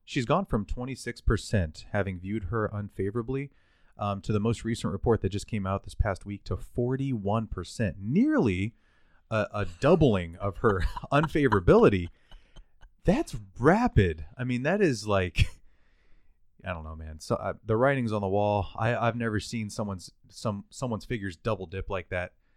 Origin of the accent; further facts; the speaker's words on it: United States; We, as the American people, as the American nation